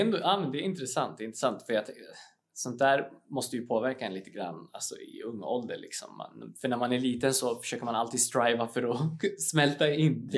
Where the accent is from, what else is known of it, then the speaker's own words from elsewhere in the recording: Uppsala, Uppsala County, Sweden; jag är ju från Uppsala ursprungligen